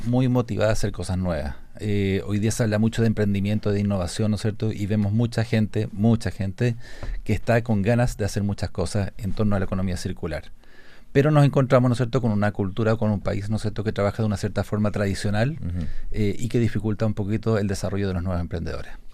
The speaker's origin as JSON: {"language": "Spanish", "town": "Santiago", "region": "Santiago Metropolitan Region", "country": "Chile", "said": "nosotros los santiaguinos, yo soy santiaguino"}